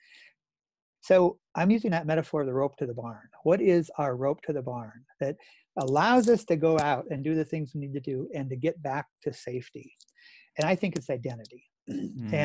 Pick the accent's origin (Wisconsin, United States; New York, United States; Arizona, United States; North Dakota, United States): North Dakota, United States; I grew up in North Dakota, and my dad and grandfather were farmers